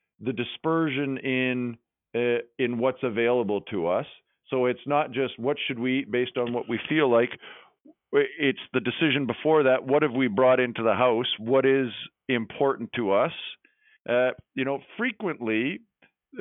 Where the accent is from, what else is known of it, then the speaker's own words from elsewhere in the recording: Western Canada, Canada; now in Elora, Canada; when I grew up in Western Canada